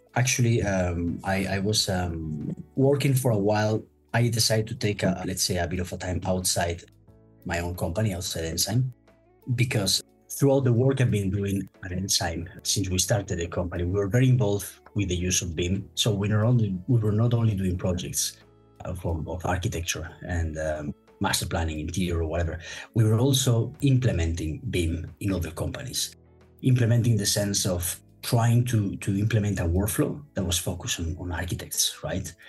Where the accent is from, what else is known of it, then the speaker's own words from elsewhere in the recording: Madrid, Community of Madrid, Spain; moved away as an adult; also born or lived in United Kingdom; now in Hong Kong, China; my hometown, which is Madrid in Spain. I'm actually now currently living in Hong Kong.